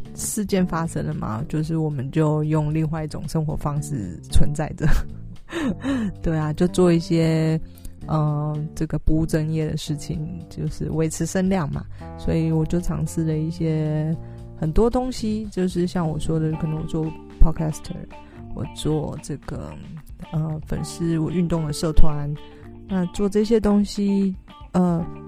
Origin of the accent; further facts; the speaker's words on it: Taiwan; 就是台湾人 对自己也许不是那么了解，因为我们都是填鸭式的教育长大的